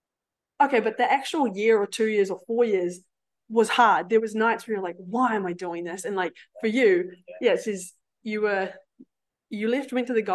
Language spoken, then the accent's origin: English; Cambridge, Waikato, New Zealand; moved away; I'll go back to Waikato because I'm from Cambridge